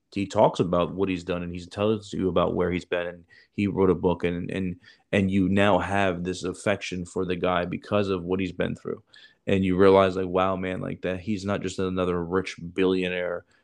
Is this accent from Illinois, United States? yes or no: yes; Chicago, Illinois, United States; I'm a doctor, and I grew up in Chicago in the inner city, and I had nothing